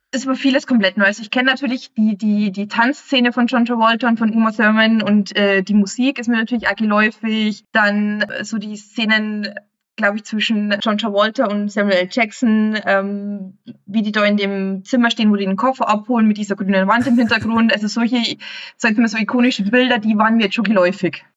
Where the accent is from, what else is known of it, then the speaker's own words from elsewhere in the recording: Bavaria, Germany; ich als Bayer